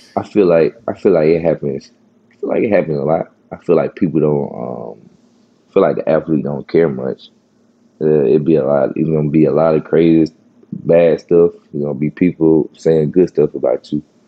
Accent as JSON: {"language": "English", "town": "Horn Lake", "region": "Mississippi", "country": "United States", "tie": "born or raised there", "said": "I grew up in Horn Lake"}